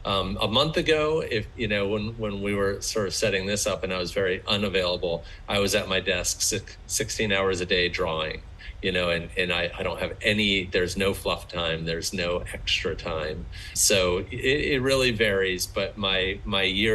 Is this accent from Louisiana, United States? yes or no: no; Maryland, United States; I grew up in Maryland.